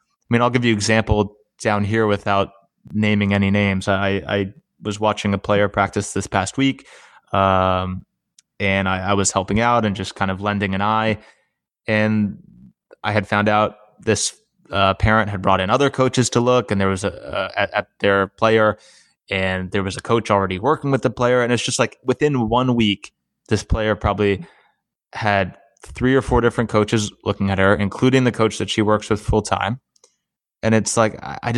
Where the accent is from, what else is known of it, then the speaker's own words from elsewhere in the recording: Erie, Pennsylvania, United States; moved away; growing up in Erie, Pennsylvania, and it probably was a detriment to me when I moved down here.